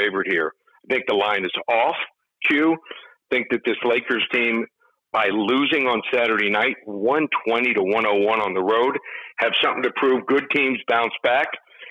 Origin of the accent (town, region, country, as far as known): Miami, Florida, United States; born or raised there